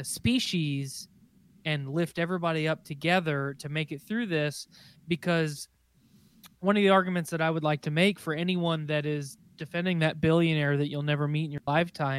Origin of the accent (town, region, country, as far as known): United States